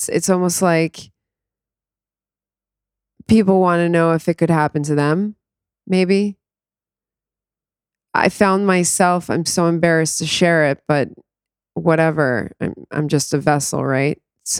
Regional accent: New York, United States; born there; I was born in New York. I'm the first American born to Israelis who left Israel.

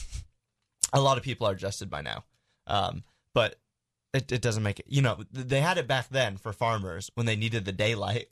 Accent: United States; I'm an American

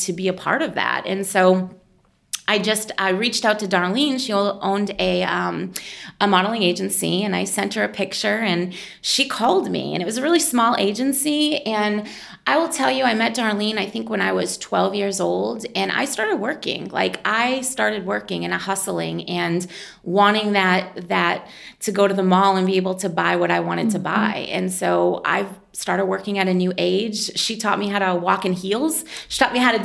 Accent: Lowell, Massachusetts, United States; accent: Boston; moved away as an adult; now in Indianapolis, United States; I grew up just north of Boston in a city called Lowell

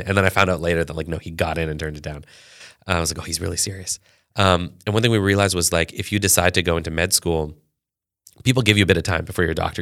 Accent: Canada; I was born in Canada

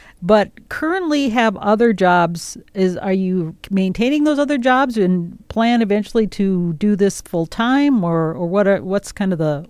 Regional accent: Amery, Wisconsin, United States; You're all from Amery, Wisconsin, which is, of course, my hometown.

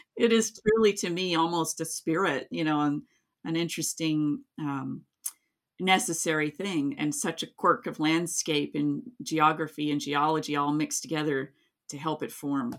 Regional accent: Kingsport, Tennessee, United States; also born or lived in Gray, Tennessee; my hometown, not in Gray, but, um, the main town, Kingsport

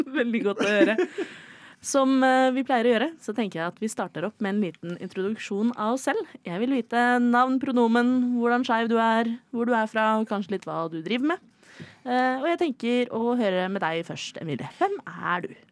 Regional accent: Oslo, Norway; er jeg fra Oslo

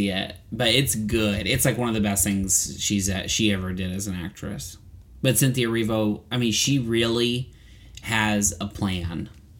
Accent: Hillsborough, North Carolina, United States; I'm from Hillsborough.

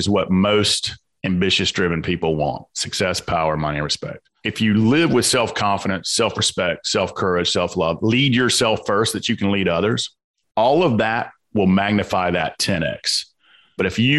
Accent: Atlanta, Georgia, United States; accent: Southern; I grew up in the South Side of Atlanta on a lot of violence and abuse.

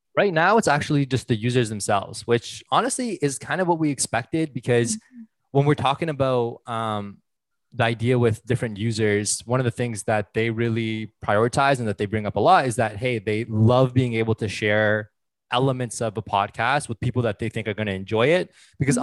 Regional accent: Ottawa, Ontario, Canada; moved away as an adult; now in Vancouver, Canada; born and raised in Ottawa, currently based out of Vancouver.

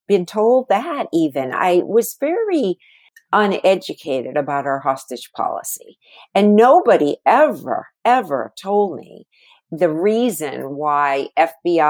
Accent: New Hampshire, United States; I was a nurse from New Hampshire

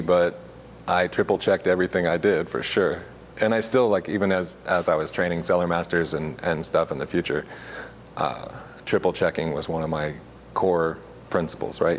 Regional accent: Augusta, Missouri, United States; moved away as an adult; also born or lived in McMinnville, Oregon; I grew up in Augusta, Missouri

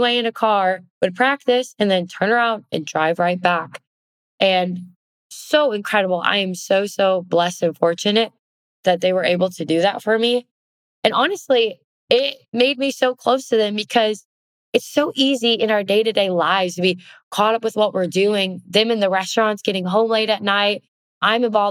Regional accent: Oshkosh, Wisconsin, United States; I was born and raised in Oshkosh, Wisconsin.

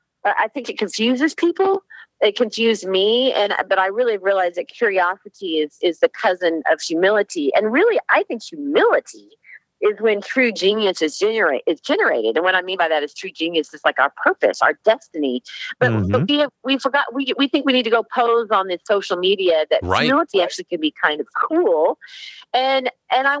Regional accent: Texas, United States; also born or lived in Lincoln, Nebraska / New York; I'm a Texan, but I have a ranch with my beloved Longhorns

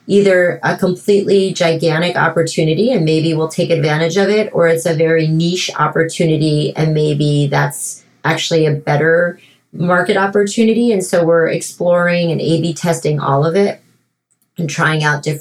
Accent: France; moved away as an adult; also born or lived in Miami, United States; now in United States; my parents divorced and moved from Miami to Paris when I was 7 years old. And I grew up in France

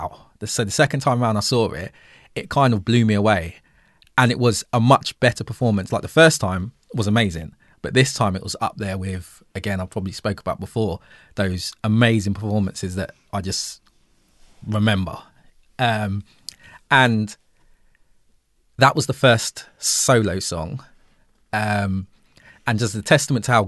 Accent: England, United Kingdom; us being English, growing up in the UK, we learned about Tudors and Stuarts

